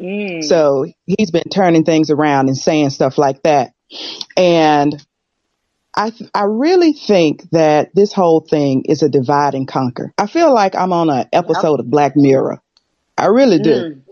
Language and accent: English; United States; accent: American; now in United Kingdom; I'm American, but I live in the UK.